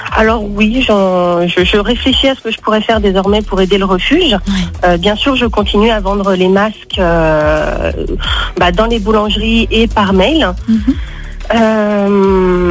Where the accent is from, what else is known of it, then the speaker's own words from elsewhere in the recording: Mornant, Auvergne-Rhône-Alpes, France; Je viens de Mornan, euh, dans les alentours de Lyon